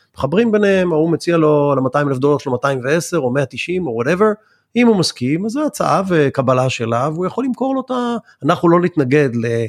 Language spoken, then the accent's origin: Hebrew; Israel; בתור ישראלים